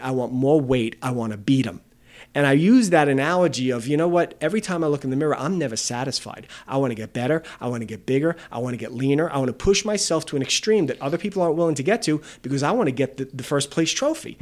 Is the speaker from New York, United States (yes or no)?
yes; Valley Stream, New York, United States; we grew up in Bethlehem Assembly of God in Valley Stream.